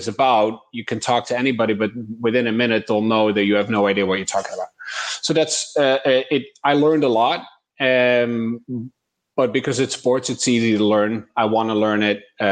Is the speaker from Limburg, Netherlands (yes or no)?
no; Eindhoven, North Brabant, Netherlands; moved away as an adult; also born or lived in Miami, United States; a company in the Netherlands in my hometown, Eindhoven